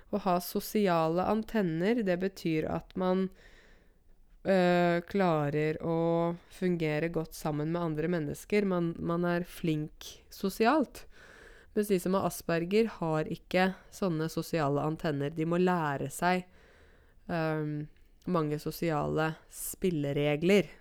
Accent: Modum, Buskerud, Norway; Modum Bad er jo der jeg kommer fra

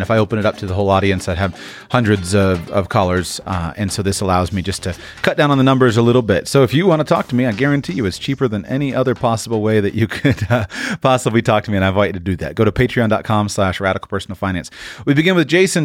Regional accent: United States; you grow up as an American

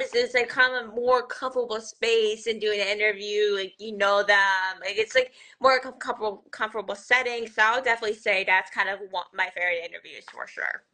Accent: Scranton, Pennsylvania, United States; I'm from Scranton, Pennsylvania, the one and only The Office

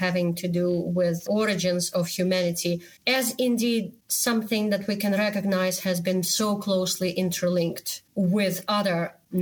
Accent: Moscow, Russia; moved away; me growing up in the Soviet Union, in the country which is probably the worst country in the world right now. I was born in Moscow.

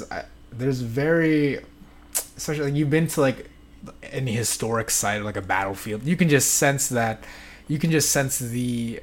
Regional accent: Metro Manila, Philippines; moved away; But there was in my hometown, the Philippines. Like I lived in it was a city like outside Manila, so fairly close in the Metro Manila area.

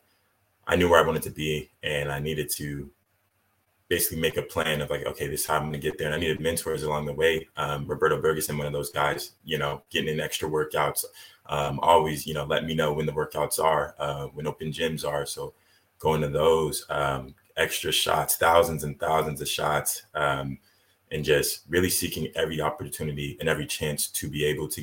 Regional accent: Idaho, United States; also born or lived in Riverside, California; I was born in Riverside, California, raised in Idaho. So spent most of my life here

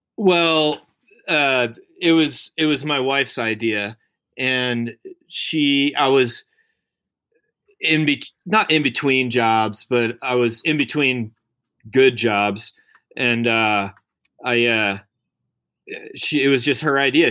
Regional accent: outside of Baltimore, Maryland, United States; moved away as an adult; also born or lived in Colorado; I grew up in Maryland, uh, outside of Baltimore.

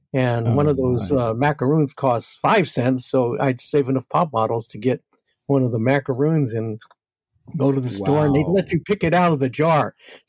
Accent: New York, United States; You know, walking out of my house in New York was a chore because we lived on the 14th floor of an apartment building.

